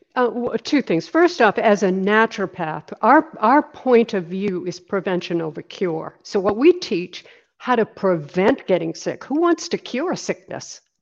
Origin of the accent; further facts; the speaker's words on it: Maine, United States; also born or lived in Los Angeles; now in Sarasota, United States; I'm originally from Maine. That's where I, I grew up. I grew up on a little island off the coast of Maine.